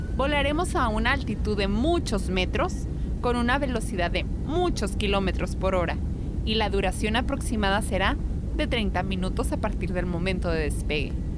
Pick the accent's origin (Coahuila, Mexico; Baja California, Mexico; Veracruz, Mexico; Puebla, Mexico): Baja California, Mexico; Tijuana; somos de Tijuana.